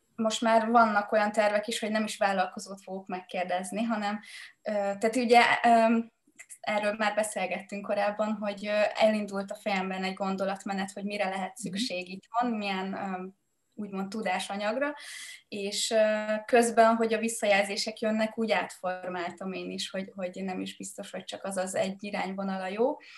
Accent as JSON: {"language": "Hungarian", "country": "Hungary", "tie": "born or raised there", "moved": "yes", "said": "egy egyszerű családból jövök, egy faluból a Mátraaljáról"}